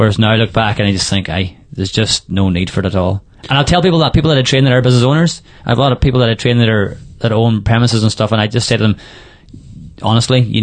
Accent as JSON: {"language": "English", "town": "Carrigart", "region": "Ulster", "country": "Ireland", "tie": "born or raised there", "said": "Carrigart Main Street. You know, with my hometown"}